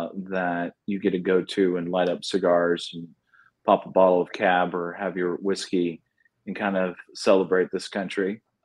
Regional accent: Kansas, United States; And then we're only distributed in Kansas, my home state.

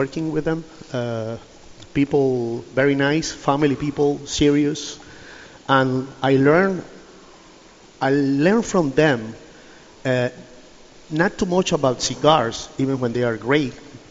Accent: Pinar del Río, Cuba; moved away as an adult; also born or lived in San Juan y Martínez; I'm from Pinar del Rio

